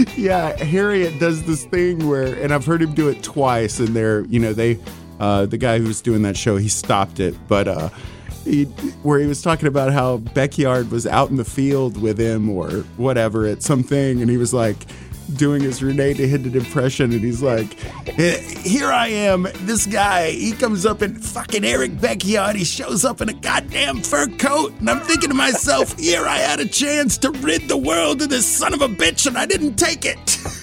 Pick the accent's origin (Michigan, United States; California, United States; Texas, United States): Texas, United States; Tyler; I'm from East Texas. I'm actually from Tyler, you know, ginormous pine trees